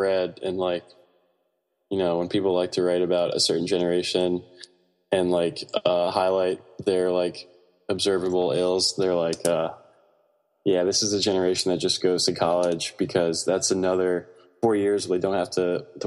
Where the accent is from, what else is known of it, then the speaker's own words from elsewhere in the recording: Greenbelt, Maryland, United States; also born or lived in Laurel, Maryland; I was actually born and raised in Prince George's County, in Maryland, which is closer to DC